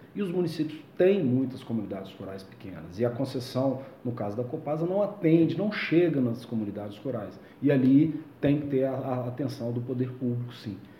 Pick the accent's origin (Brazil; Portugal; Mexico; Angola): Brazil; Prados, Minas Gerais; moved away as an adult; also born or lived in São João del Rei; now in Belo Horizonte, Brazil; Eu nasci aqui em Belo Horizonte, mas meus pais são de Prados, vieram para cá trabalhar há muitos anos atrás e eu nasci aqui. Mas sempre tive muito vínculo com a, com a cidade de Prados, né? Minha adolescência